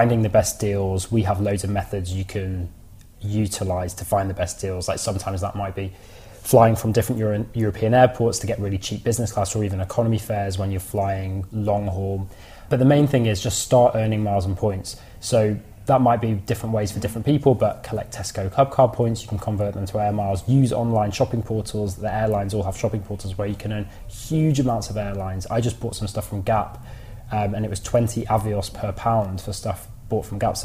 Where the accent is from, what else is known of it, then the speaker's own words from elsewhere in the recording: United Kingdom; as a Brit